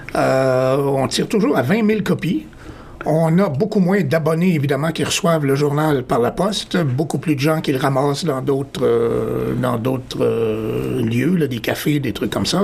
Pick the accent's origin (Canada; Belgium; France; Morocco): Canada; Montreal, Quebec; moved away as an adult; now in Toronto, Canada; je suis originaire de Montréal. Alors, ça fait quelques années que je suis à Toronto